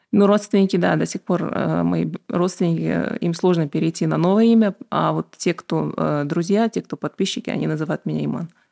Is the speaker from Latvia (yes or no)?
no; Aktobe, Aktobe Region, Kazakhstan; also born or lived in United States; я родилась в Актубе, училась в обычной школе, а потом э, поехала в Штаты